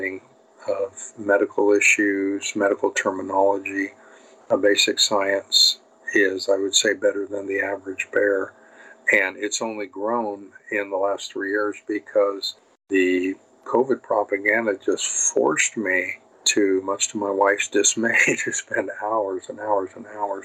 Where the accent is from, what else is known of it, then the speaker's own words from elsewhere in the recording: United States; I'm an American